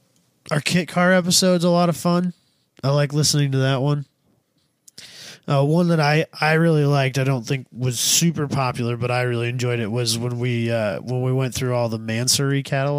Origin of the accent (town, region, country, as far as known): Midwest, United States